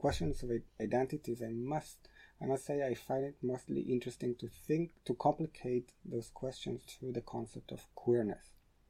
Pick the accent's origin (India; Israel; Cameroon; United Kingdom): Israel; Haifa, Haifa District; So mostly I like to say that I'm coming from Haifa. And when the person does not really know where Haifa is located, I would say it's more or less between Tel Aviv and Beirut.